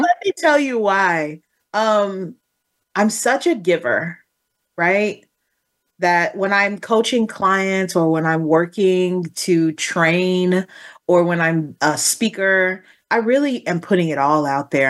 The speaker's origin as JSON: {"language": "English", "region": "Texas", "country": "United States", "said": "I come from Texas"}